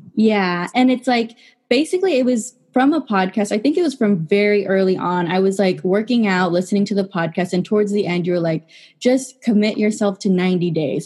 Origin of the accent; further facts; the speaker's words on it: San Jose, California, United States; I am from San Jose, California